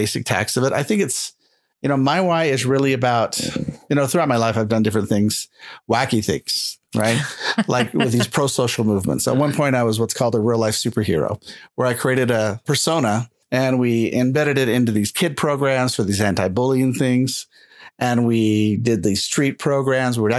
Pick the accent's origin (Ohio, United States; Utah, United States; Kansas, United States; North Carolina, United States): Utah, United States; moved away as an adult; also born or lived in California / Austin, Texas; We're really from Utah